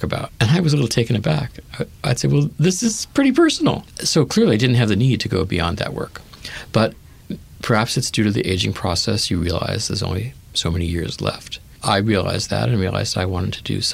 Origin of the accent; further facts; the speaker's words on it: Los Angeles, California, United States; I grew up in the Hancock Park section of Los Angeles